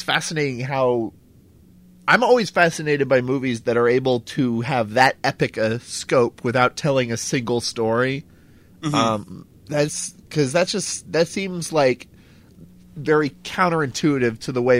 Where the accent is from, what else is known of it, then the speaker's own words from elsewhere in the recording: Houston, Texas, United States; I grew up in Houston, and everyone I knew either worked for NASA